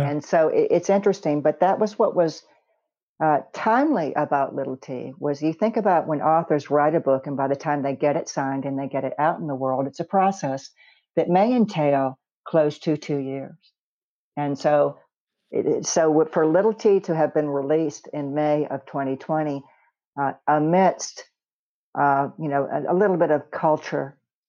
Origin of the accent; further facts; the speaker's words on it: Memphis, Tennessee, United States; moved away as an adult; also born or lived in Wayzata, Minnesota; now in California, United States; I did grow up in Memphis. I was born in Wayzata, Minnesota, which is the lake area outside of Minneapolis. And my mother, born and raised in Memphis, and my father, a Yankee, from the Lake of the Isles area of Minneapolis. And so I spent the first 10 years in Minnesota.